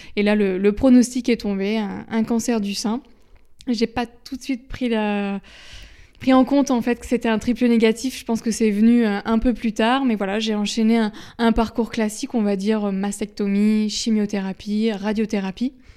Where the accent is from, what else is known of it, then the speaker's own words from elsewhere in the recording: Caen, Normandy, France; je suis de Caen